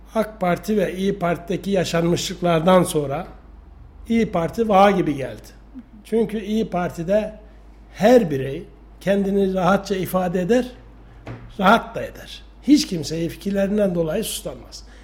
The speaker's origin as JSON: {"language": "Turkish", "town": "Sarız", "region": "Kayseri Province", "country": "Turkey", "also_born_or_lived": "Yeşilkent", "moved": "yes", "lives_now": "Kayseri, Turkey", "said": "Sarızlıyım. Emekli memurum. E, 1955 doğumluyum"}